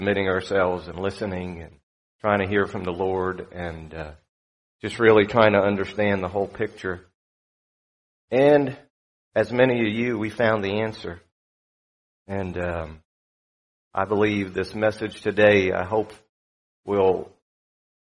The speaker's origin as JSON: {"language": "English", "region": "South Florida", "country": "United States", "tie": "born or raised there", "also_born_or_lived": "New York", "said": "I grew up in South Florida"}